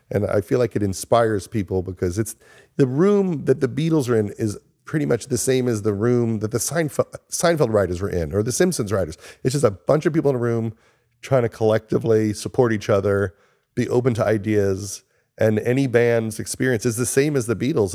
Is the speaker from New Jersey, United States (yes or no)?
no; Long Island, New York, United States; moved away as an adult; also born or lived in Los Angeles; I was from Long Island